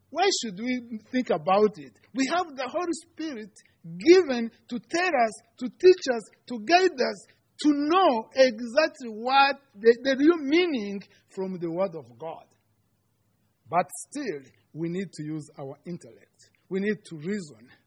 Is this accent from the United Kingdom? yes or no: no; Rwanda; first language Kinyarwanda; English is a second language; moved away as an adult; for those who are, don't know me. Uh, I am from Rwanda, uh, in East Africa. I am a student at Concordia Seminary.